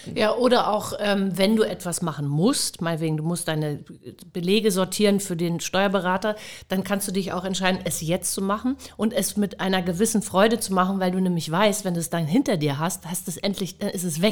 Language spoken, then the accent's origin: German; Hamburg, Germany; moved away as an adult; Ich bin auch selten in Hamburg, aber ich komme aus Hamburg, Harvestehude